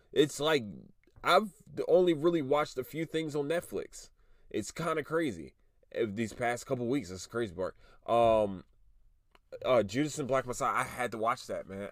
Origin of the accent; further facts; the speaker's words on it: Philadelphia, Pennsylvania, United States; now in Texas, United States; I'm from Philly